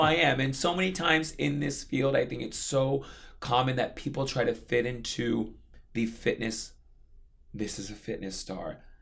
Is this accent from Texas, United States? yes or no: no; Hawaii, United States; now in New York City, United States; growing up in Hawaii